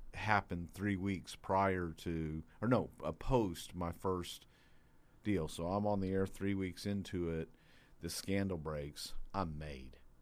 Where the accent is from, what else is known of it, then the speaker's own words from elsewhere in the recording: Texas, United States; I was a kid from Texas